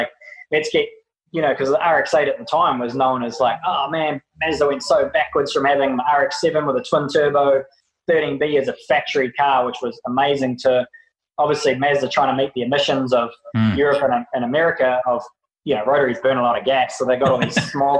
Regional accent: New Zealand; Being just a Kiwi, no brothers, no sisters, growing up with my mum

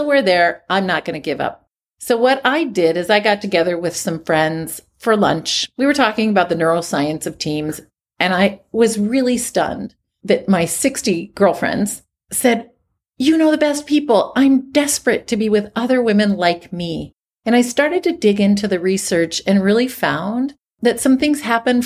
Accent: Midwest, United States; I grew up in the Midwest

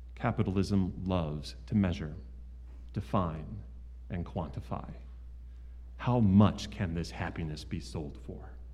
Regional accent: United States; as an American

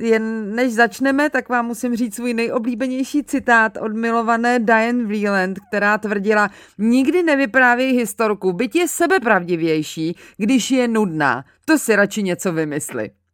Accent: Mělník, Central Bohemian Region, Czechia; also born or lived in Angola

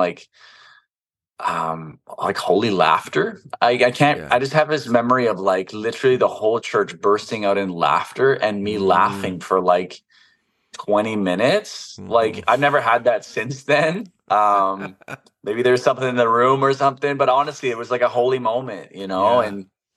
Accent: Iceland; moved away

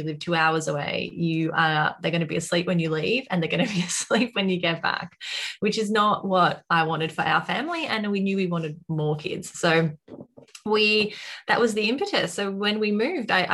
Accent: Australia; accent: Australian; I'm also in Australia, as you can probably tell by my accent by now

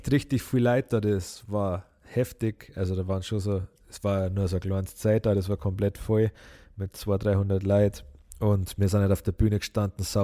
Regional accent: Bavaria, Germany; das war so eine Party in, in Schaftlach, das ist auch das Nachbardorf, wo ich herkomme.

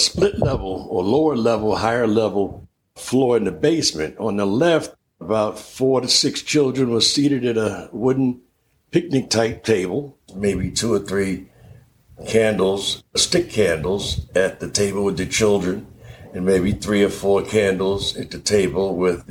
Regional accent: New York City, New York, United States; moved away; also born or lived in Philadelphia; I was born and raised in Harlem

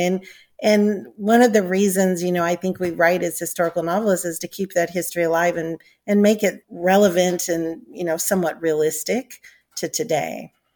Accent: United States; my family's involvement led to my Scottish ancestors coming to America, and that's why I'm an American and no longer a Scot

